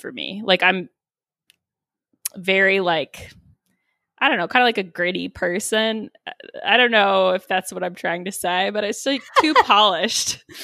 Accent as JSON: {"language": "English", "region": "Texas", "country": "United States", "tie": "born or raised there", "also_born_or_lived": "Boulder, Colorado", "moved": "yes", "said": "growing up in Texas"}